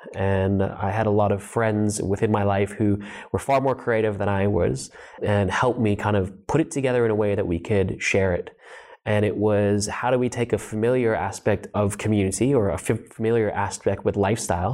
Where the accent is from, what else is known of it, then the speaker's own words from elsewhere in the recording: Los Angeles, California, United States; also born or lived in New Zealand; I was born in New Zealand and I grew up in Los Angeles